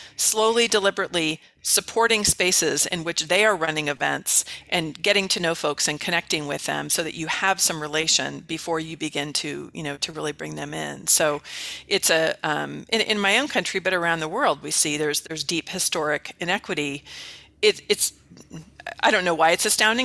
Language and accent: English; the Bay Area, California, United States; now in Mesa, United States; I'm from the Bay Area in, in, in California originally